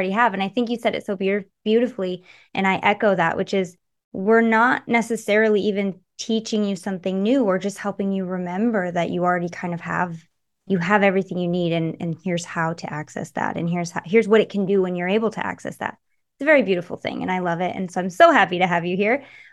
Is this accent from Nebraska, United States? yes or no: no; Michigan, United States; also born or lived in California; now in Nevada, United States; I grew up in Michigan